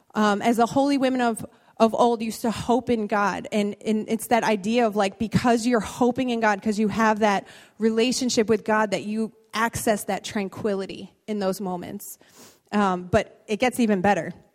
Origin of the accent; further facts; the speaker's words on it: Bridgeport, Connecticut, United States; moved away; I was born in Bridgeport. I spent many years of my life in this city